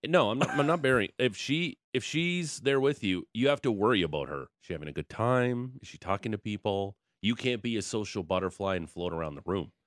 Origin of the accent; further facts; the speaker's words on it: Niagara Falls, Ontario, Canada; moved away; I'm from Niagara Falls, the Niagara region